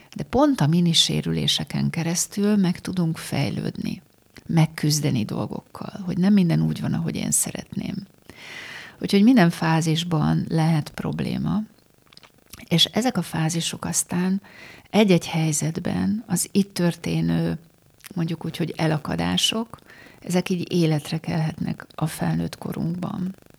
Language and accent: Hungarian; Pécs, Baranya, Hungary; moved away; Én Pécsen születtem, és a mai napig, amikor újra oda megyek, akkor így rám telepednek a, az ott megélt gyermekkori élmények.